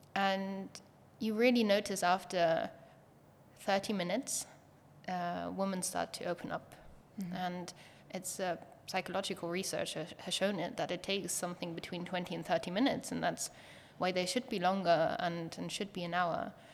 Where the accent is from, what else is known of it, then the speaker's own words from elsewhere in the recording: Germany; moved away as an adult; also born or lived in Berlin; now in Estonia; we had to decide if we want to stay in Germany or if we move